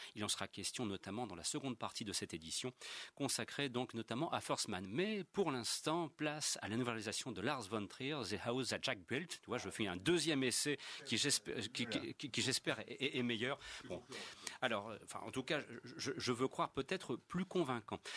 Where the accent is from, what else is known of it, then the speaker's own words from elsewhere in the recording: France; je suis un Français qui se respecte